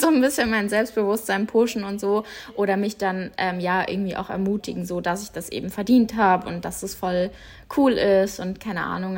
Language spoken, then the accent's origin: German; Munich, Bavaria, Germany; bei uns in München, wo ich aufgewachsen bin, gab es einen Reitstall